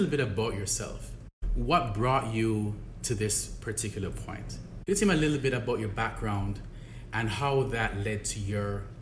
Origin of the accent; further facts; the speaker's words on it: Jamaica; I grew up in Jamaica. I grew up in Jamaica in a middle class ha- household. My dad was a civil servant, my mom was a teacher.